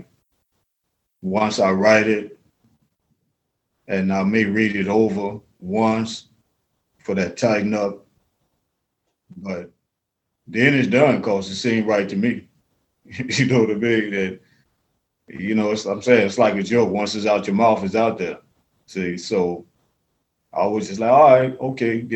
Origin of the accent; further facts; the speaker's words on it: New Orleans, Louisiana, United States; I'm really from New Orleans. So in Mississippi Delta, we live all over the South. So we say things a little different down there